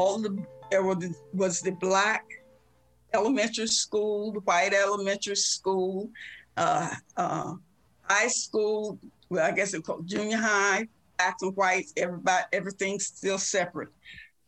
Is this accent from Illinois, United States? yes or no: no; Elizabeth City, North Carolina, United States; now in Maryland, United States; My hometown is Elizabeth City, North Carolina, which is right on the northeast coast of the state of North Carolina